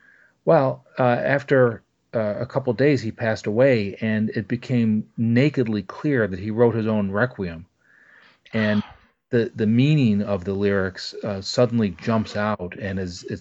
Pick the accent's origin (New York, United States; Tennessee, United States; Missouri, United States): New York, United States; Buffalo; now in Albany, United States; Well, I live in New York State. I live right now in Albany. I grew up in Buffalo, New York.